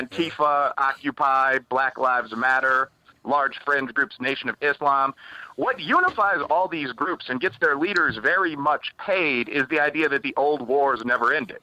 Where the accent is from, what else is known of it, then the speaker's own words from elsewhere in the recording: Chicago, Illinois, United States; moved away; I'm from the south side of Chicago. I'm from Bridgeport, which is a black and Irish mm-hmm. American sure. neighborhood.